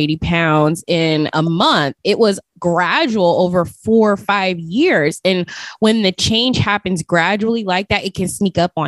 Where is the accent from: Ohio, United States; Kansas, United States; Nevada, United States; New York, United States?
Nevada, United States; Las Vegas; moved away; I'm originally from Las Vegas